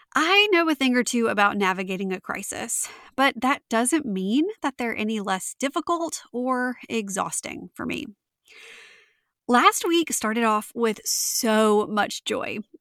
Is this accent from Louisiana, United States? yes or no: yes; Louisiana, United States; my home state of Louisiana